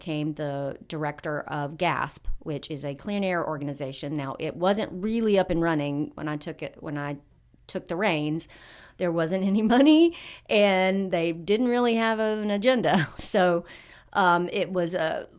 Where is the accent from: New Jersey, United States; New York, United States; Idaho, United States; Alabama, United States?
Alabama, United States; Alabama, my home state, which I care about deeply